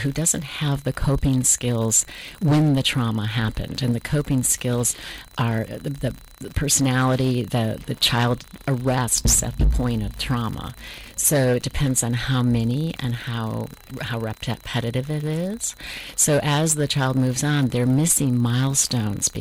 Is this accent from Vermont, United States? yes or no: yes; Vermont, United States; moved away as an adult; I'm from Vermont